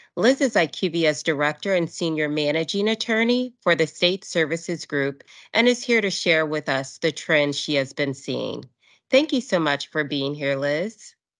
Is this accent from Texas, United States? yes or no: yes; Texas, United States; I am from Texas